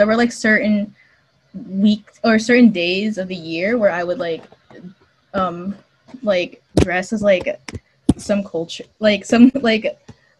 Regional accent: Philippines; now in Indiana, United States; as kids, there's a lot of emphasis with like the with like being bilingual, by speaking Tagalog and English interchangeably

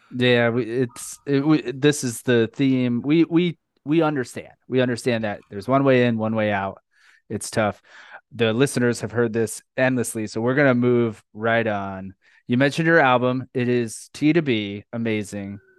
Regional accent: New York, United States; now in Florida, United States; I live in Florida now, but I love New York. I'm from New York

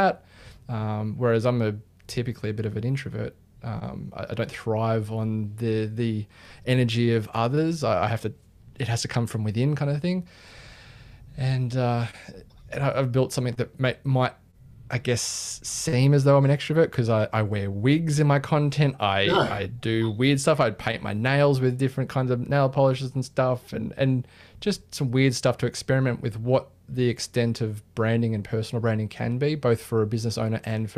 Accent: Sydney, New South Wales, Australia; I'm from Sydney, Australia.

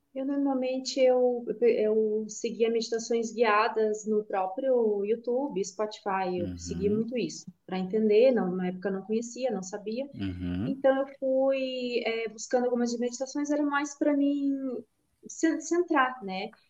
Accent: Canoinhas, Santa Catarina, Brazil; now in Criciúma, Brazil; apesar de atualmente eu estar morando em Criciúma, mas eu sou natural de Canoinhas, que é o norte do estado.

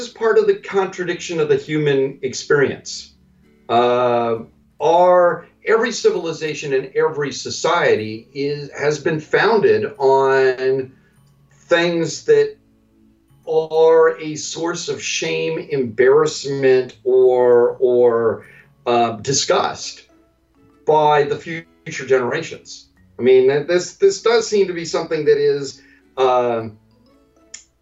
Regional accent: Western United States, United States; I'm from the Western United States

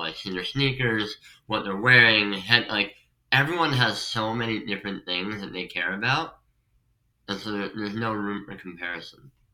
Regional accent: Pennsylvania, United States; moved away as an adult; also born or lived in Staten Island, New York; now in New York, United States; I'm from Pennsylvania

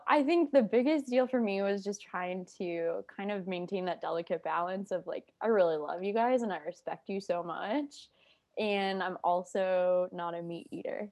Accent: Iowa, United States; I am from Iowa

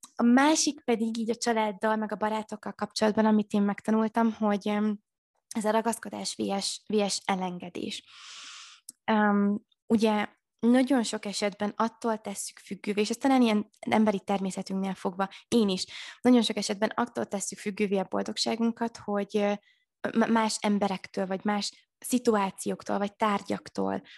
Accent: Maklár, Heves, Hungary; moved away as an adult; also born or lived in Budapest; otthon én falun nőttem fel, ugye Eger mellett maklárom

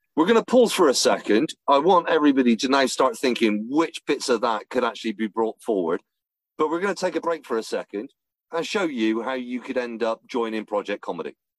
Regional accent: England, United Kingdom; I'm English.

